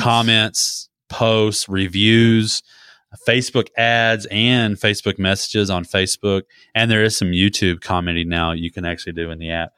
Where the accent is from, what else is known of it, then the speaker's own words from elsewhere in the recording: Texas, United States; as a kid growing up in Texas, we had a peach grove